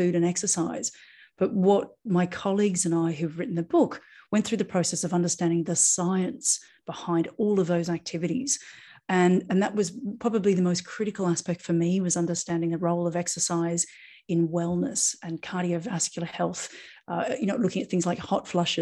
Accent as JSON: {"language": "English", "country": "Australia", "moved": "yes", "lives_now": "Ibiza, Spain", "said": "I'm an Australian acupuncturist now living in Ibiza in Spain"}